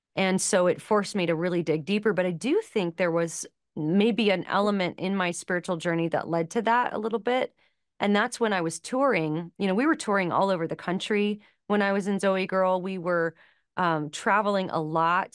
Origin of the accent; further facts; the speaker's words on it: Los Angeles, California, United States; I grew up in Los Angeles